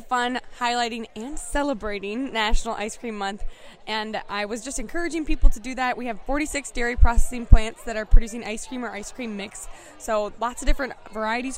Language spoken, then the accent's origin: English; Chippewa Falls, Wisconsin, United States; I'm from Chippewa Falls, grew up on a dairy farm